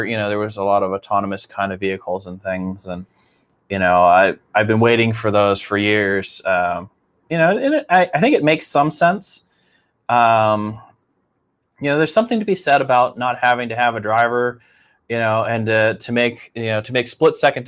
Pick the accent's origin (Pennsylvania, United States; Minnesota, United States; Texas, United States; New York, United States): Pennsylvania, United States; Pittsburgh; I grew up driving in Pittsburgh